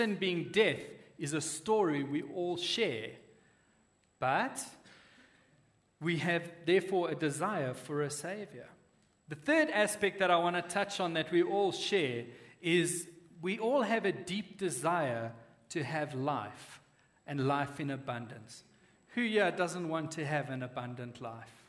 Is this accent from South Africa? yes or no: yes; Western Cape, South Africa; moved away; I grew up in the Cape, we used to have this big hill in the suburb we lived